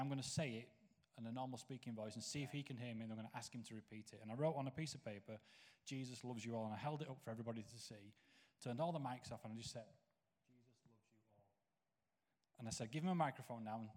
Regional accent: Knottingley, Yorkshire and the Humber, United Kingdom; I grew up Nottingley in West Yorkshire on an estate called Warwick Estate

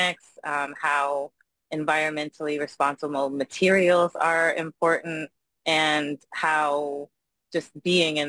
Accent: Richmond, Virginia, United States; moved away as an adult; also born or lived in Washington, D.C.; now in Florida, United States; I grew up in Richmond, Virginia

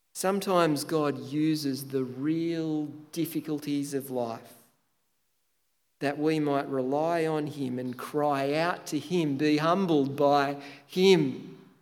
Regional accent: Tathra, New South Wales, Australia; moved away; my hometown Tathra, which is arguably the most beautiful part of Australia.

